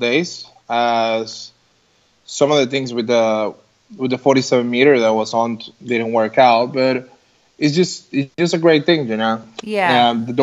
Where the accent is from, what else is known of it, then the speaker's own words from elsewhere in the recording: United States; moved away; we come from the States.